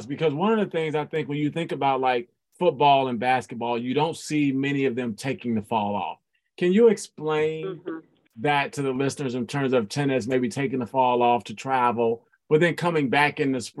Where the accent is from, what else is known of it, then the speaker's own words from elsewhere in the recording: Midwest, United States; I'm from the Midwest